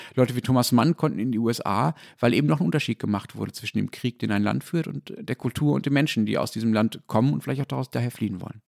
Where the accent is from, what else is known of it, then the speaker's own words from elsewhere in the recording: North Rhine-Westphalia, Germany; Ich bin ja in Nordrhein-Westfalen aufgewachsen